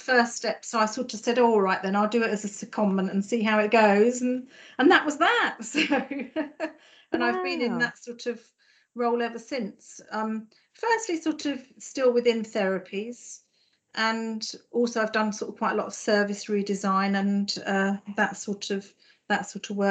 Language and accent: English; Farnham, South East England, United Kingdom; moved away as an adult; also born or lived in London / Essex; now in Norfolk, United Kingdom; My accent might give me away. I was born and grew up in Farnham in Surrey